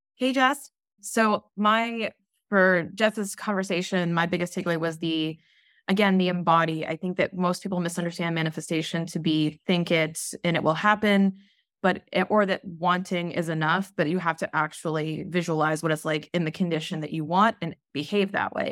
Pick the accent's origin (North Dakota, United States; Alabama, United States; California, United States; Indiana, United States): California, United States; Southern; I'm from Southern California